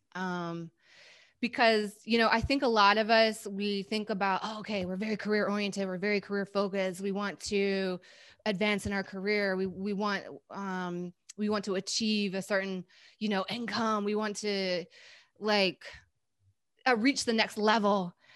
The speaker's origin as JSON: {"language": "English", "region": "North Carolina", "country": "United States", "tie": "born or raised there", "said": "I'm from North Carolina, and, um, in my school system in North Carolina, we had Spanish"}